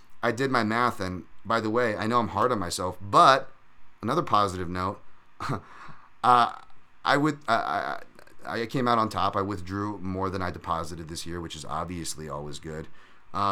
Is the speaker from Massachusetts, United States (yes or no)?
no; Hawaii, United States; I'm bad Hawaiian